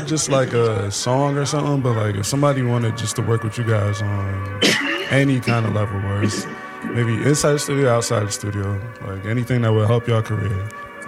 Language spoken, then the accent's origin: English; New Jersey, United States; I'm from New Jersey